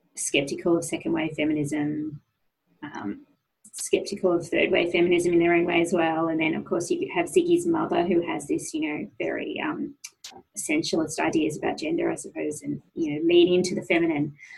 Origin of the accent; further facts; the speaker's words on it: Sydney, New South Wales, Australia; went to a high school in Sydney, um, an all girls high school in Sydney